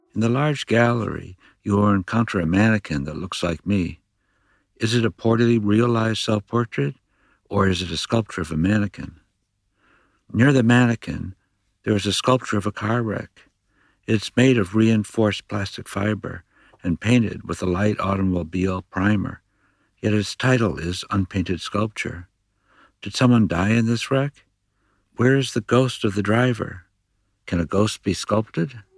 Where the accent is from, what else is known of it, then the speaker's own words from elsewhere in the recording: California, United States; my home state of California